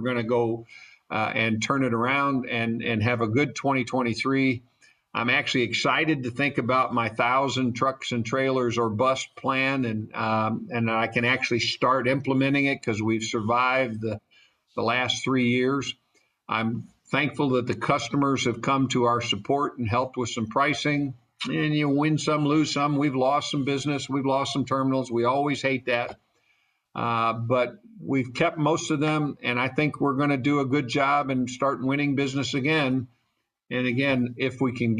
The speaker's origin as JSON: {"language": "English", "town": "St. Louis", "region": "Missouri", "country": "United States", "tie": "born or raised there", "moved": "yes", "lives_now": "Atlanta, United States", "said": "I was raised in St. Louis"}